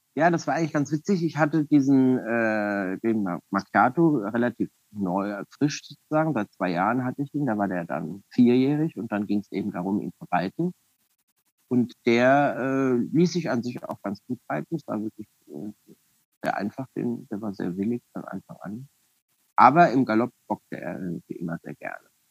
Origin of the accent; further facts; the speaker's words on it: Frankfurt, Hesse, Germany; an sich bin ich Frankfurter und da geboren und aufgewachsen